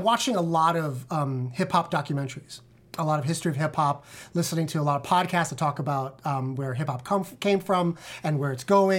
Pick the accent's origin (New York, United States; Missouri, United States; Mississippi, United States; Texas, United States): New York, United States; New York City; because I grew up in the Bronx when hip-hop was born.